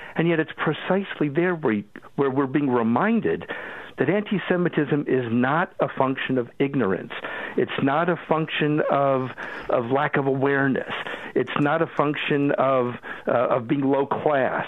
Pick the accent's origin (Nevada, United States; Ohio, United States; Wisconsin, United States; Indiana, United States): Ohio, United States; Cleveland; moved away; also born or lived in Boston, United States; I grew up in Cleveland